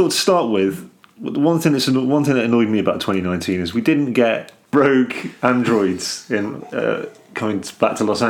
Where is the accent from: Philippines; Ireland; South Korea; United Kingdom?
United Kingdom; England; Because we're English.